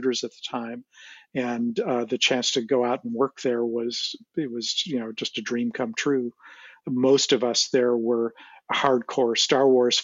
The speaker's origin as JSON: {"language": "English", "town": "Chicago", "region": "Illinois", "country": "United States", "tie": "born or raised there", "moved": "as an adult", "said": "I grew up in Chicago"}